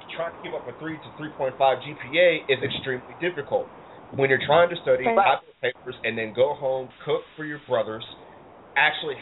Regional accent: United States; also born or lived in Ohio / Detroit, Michigan; I grew up mostly in Ohio and Detroit

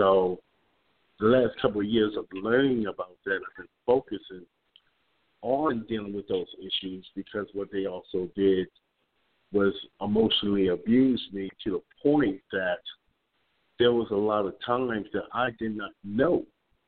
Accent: Wilmington, Delaware, United States; moved away as an adult; now in Dallas, United States; I'm 56 years old, and I was born in Wilmington, Delaware. I just recently moved to the Dallas area 14 months ago

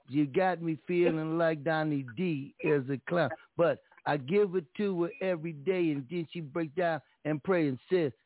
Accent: Los Angeles, California, United States; I'm from LA too

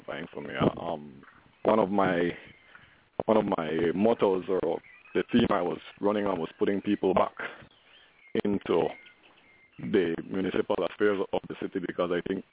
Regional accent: Belmopan, Cayo District, Belize; I am from Belmopan. This is where I was born. This is where I went to primary school

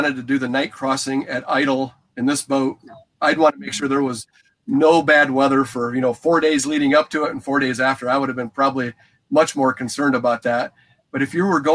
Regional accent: United States; we're being from Lake Michigan

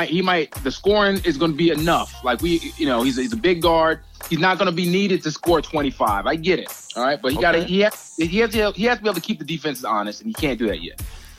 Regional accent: South Carolina, United States; now in San Diego, United States; I'm not from Cali, man. I'm from the East Coast, actually. Yeah, I was raised in South Carolina.

